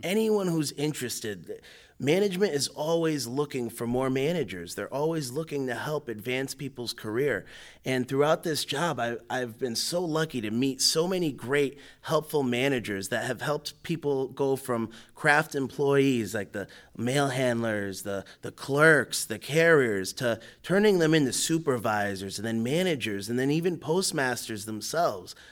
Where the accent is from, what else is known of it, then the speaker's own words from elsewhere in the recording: Wethersfield, Connecticut, United States; also born or lived in Hartford, Connecticut / East Hartford, Connecticut; I was, uh, born and raised in Weathersfield